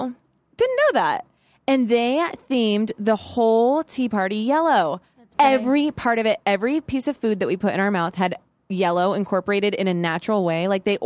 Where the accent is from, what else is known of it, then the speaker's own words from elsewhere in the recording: Arizona, United States; So I come from Arizona and I had Dietrich who, he is an old soul.